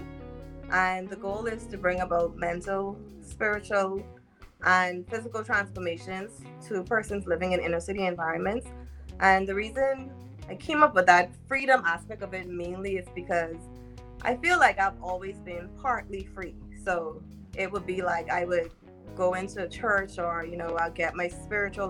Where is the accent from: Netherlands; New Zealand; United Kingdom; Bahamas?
Bahamas; Grew up in the inner city too, in the Bahamas